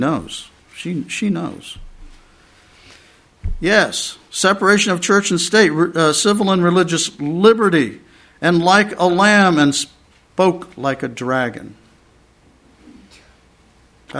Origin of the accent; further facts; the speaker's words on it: Pennsylvania, United States; now in Texas, United States; I'm from Pennsylvania